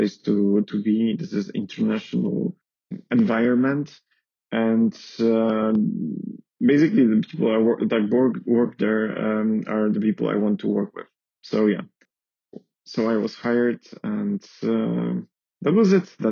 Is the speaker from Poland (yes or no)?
yes; Poland; moved away as an adult; now in Paris, France; I am from Poland.